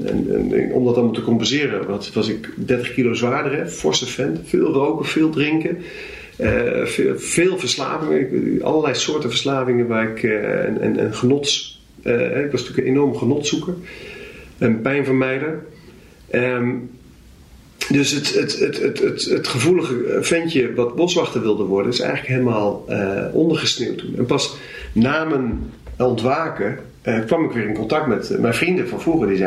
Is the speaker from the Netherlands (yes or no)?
yes; Zwolle, Overijssel, Netherlands; Waar ben je opgegroeid? Hier in Zwolle.